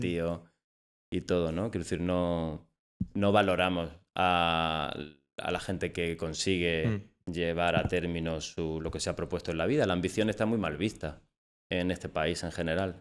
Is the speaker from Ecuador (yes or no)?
no; Almería, Andalusia, Spain; soy de Almería, del Alquián en concreto, y soy dramaturgo